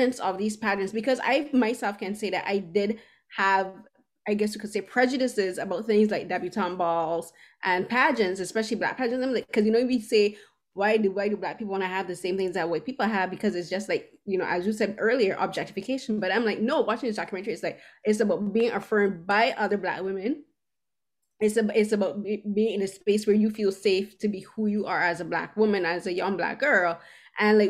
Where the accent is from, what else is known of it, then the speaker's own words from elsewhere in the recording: Barbados; moved away as an adult; now in Toronto, Canada; I grew up in Barbados, and I moved here at the age of 29